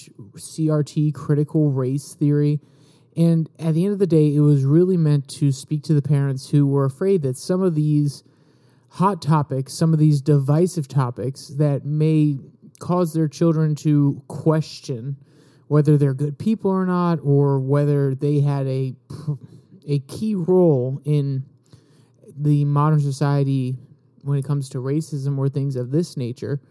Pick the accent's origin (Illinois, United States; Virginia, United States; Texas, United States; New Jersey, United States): Virginia, United States; my governor from my home state of Virginia